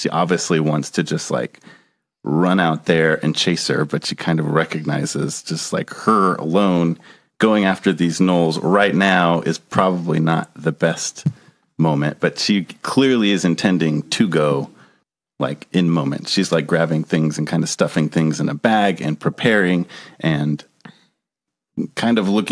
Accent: United States; I'm American

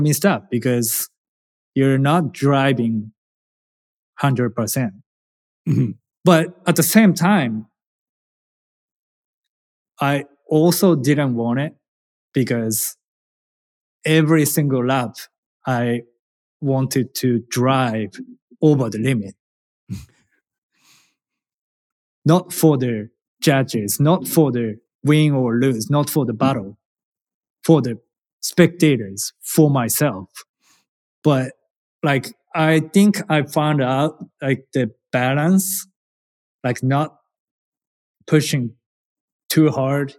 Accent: Japan; English is a second language; moved away as an adult; now in United States; I am a challenger from Japan

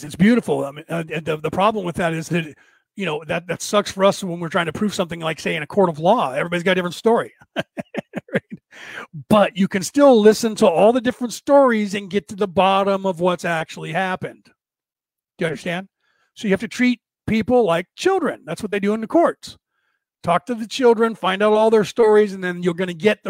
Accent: United States; I grew up here in America my entire life

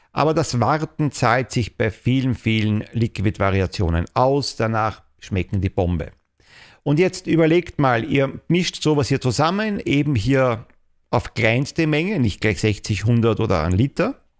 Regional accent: Austria; Also bei uns in Österreich Schlussrechnung.

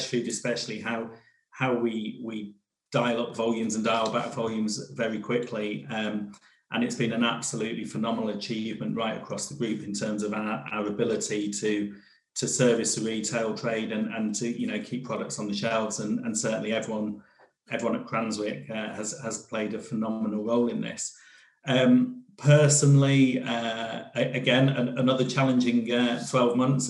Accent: Devon, South West England, United Kingdom; I was brought up in Devon.

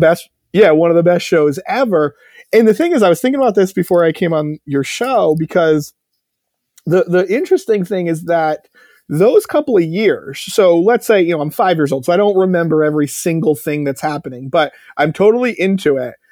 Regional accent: Connecticut, United States; I grew up in Connecticut

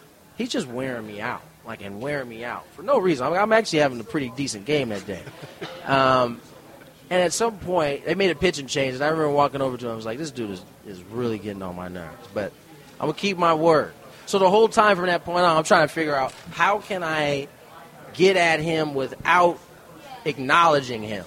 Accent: San Diego, California, United States; I'm making that drive to the ballpark in my hometown

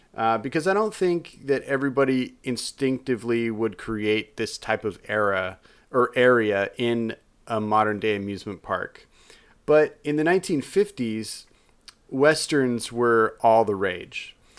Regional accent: Utah, United States; my home state of Utah

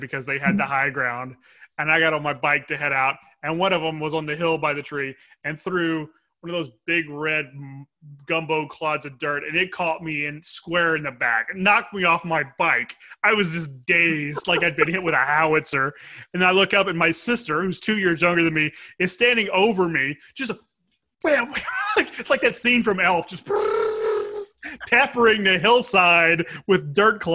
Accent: Lake Charles, Louisiana, United States; where I lived growing up in Lake Charles, our street went one further block further

